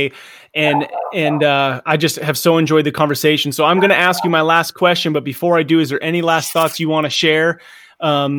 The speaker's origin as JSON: {"language": "English", "region": "Southern California", "country": "United States", "tie": "born or raised there", "said": "we grew up in Southern California"}